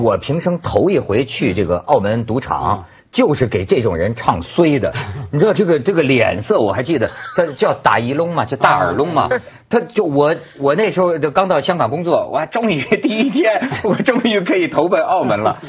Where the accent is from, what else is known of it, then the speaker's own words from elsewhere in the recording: China; 我作为一个中国人